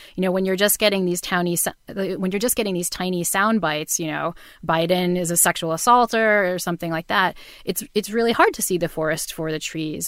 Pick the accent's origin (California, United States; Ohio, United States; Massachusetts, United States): Massachusetts, United States; New Bedford; I grew up in New Bedford, Massachusetts, um, which is the town in Moby Dick